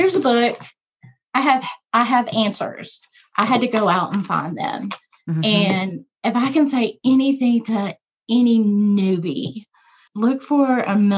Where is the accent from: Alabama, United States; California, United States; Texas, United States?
Texas, United States; Dallas-Fort Worth area; moved away as an adult; also born or lived in Georgia; now in El Paso, United States; I grew up in the Dallas-Fort Worth area